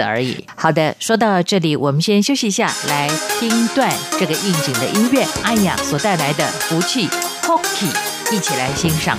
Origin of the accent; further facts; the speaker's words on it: Chiayi, Taiwan; 我的老家嘉义算是南部